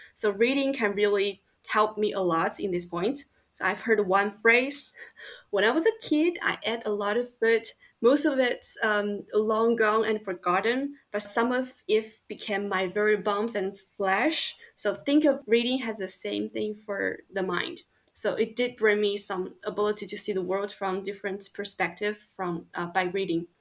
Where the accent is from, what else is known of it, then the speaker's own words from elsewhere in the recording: Chongqing, China; moved away as an adult; now in Lyon, France; I grew up in Chongqing, which is in the southwest of China.